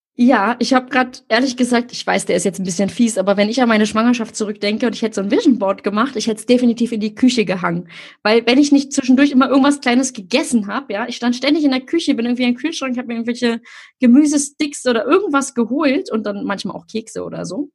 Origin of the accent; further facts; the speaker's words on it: Berlin, Germany; ich komme ja nur aus Berlin-Friedrichshain